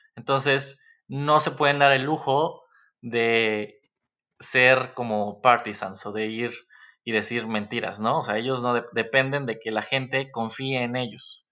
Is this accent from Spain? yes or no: no; Mexico; como mexicanos